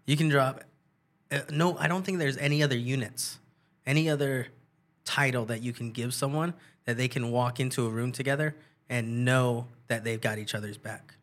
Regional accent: San Jose, California, United States; born and raised in San Jose

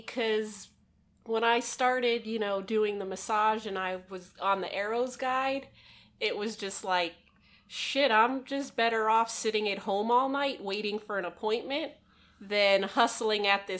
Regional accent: Florida, United States; South Florida.

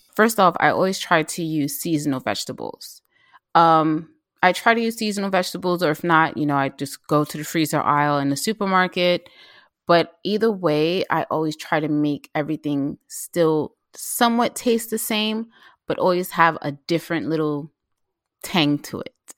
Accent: New York City, New York, United States; also born or lived in Mount Vernon, New York / Philadelphia; I grew up in the South Bronx, And when I was a teenager, my mom t, moved to Mount Vernon, but I still went to school in the Bronx.

